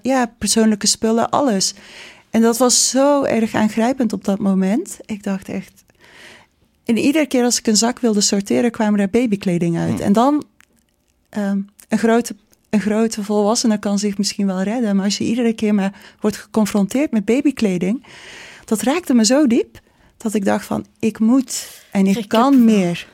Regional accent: North Brabant, Netherlands; ik ben hier geboren. Ik ben geboren in Brabant.

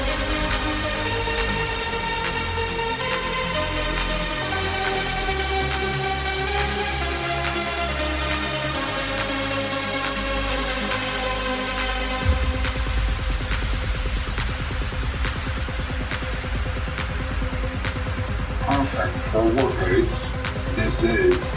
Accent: Northern Ireland, United Kingdom; we're from Northern Ireland here

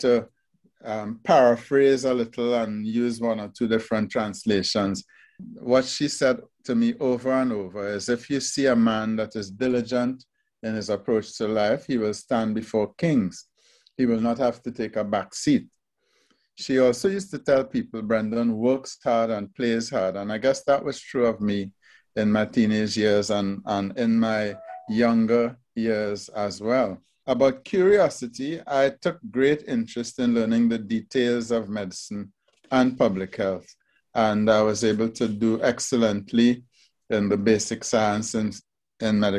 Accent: Trinidad & Tobago; my first job fresh out of high school was at the Trinidad Regional Virus Laboratory

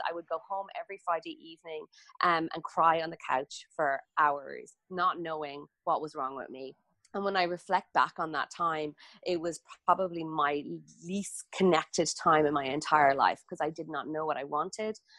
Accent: Ireland; I grew up in Ireland

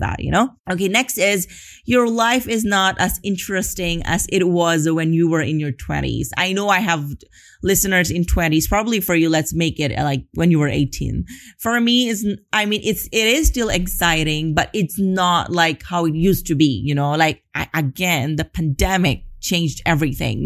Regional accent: Philippines; moved away as an adult; now in Spain; I'm from the Philippines

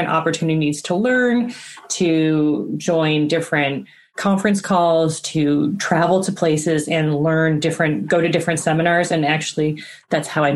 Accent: United States; also born or lived in Japan; I'm American, in America we do it this way

